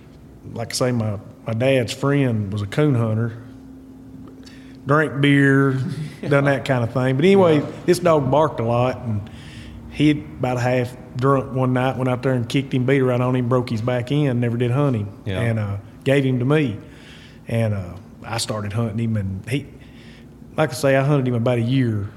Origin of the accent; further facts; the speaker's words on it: Hermitage Springs, Tennessee, United States; Right around a little town called Hermitage Springs, Tennessee.